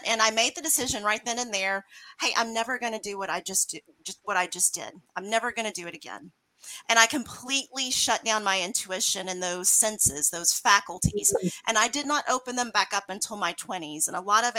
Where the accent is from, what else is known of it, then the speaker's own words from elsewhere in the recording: Mississippi, United States; now in Lake Jackson, United States; I grew up in Mississippi, and it was in a very religious household.